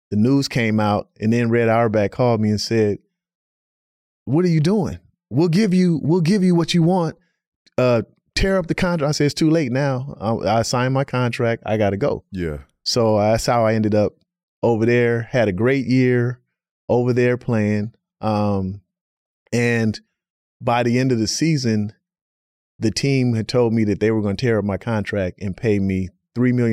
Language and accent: English; Oakland, California, United States; I grew up in Oakland on the West Coast.